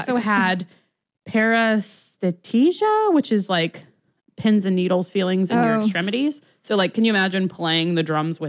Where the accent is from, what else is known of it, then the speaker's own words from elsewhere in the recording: United States; We're American.